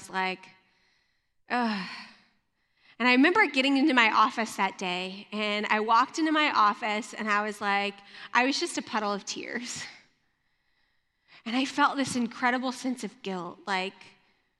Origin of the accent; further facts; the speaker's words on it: Louisiana, United States; moved away; also born or lived in Michigan; I grew up in Louisiana, and it snowed maybe 3 or 4 times in my life